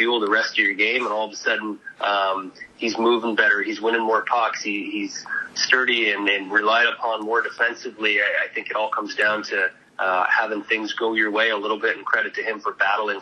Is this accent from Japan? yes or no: no; Canada; moved away; I grew up in Canada